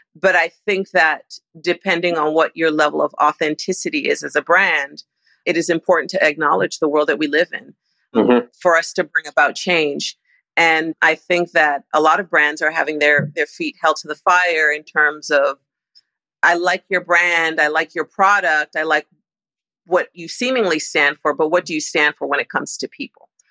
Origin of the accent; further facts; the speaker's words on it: Toronto, Ontario, Canada; moved away as an adult; also born or lived in Nigeria / New York; now in Los Angeles, United States; I was born in Toronto, and after university, I moved from Toronto to New York.